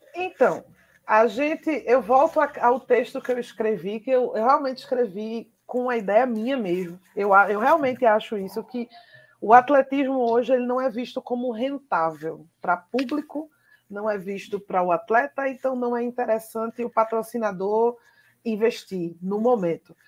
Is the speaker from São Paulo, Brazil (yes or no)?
no; Pernambuco, Brazil; a gente é pernambucano